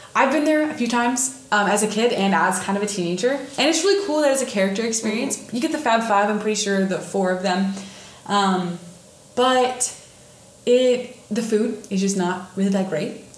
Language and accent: English; northern Indiana, United States; northern Indiana, which I'm from